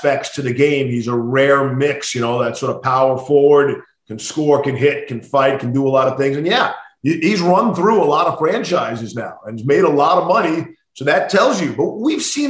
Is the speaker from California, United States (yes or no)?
no; Long Island, New York, United States; growing up in New York and listening to Marv.